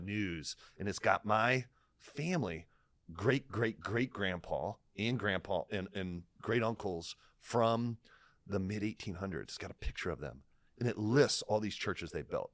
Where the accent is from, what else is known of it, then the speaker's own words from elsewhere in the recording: Lima, Ohio, United States; I come from Lime, Ohio